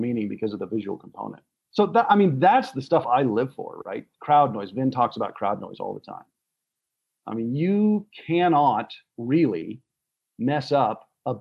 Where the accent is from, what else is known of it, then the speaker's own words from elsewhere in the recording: Bay Area, California, United States; my childhood growing up in the Bay Area